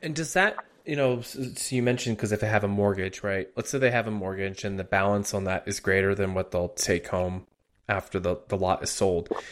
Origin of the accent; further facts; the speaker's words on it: outside of Philadelphia, Pennsylvania, United States; also born or lived in Harrisburg, Pennsylvania; I was born and raised outside of Philly, put down some time in Harrisburg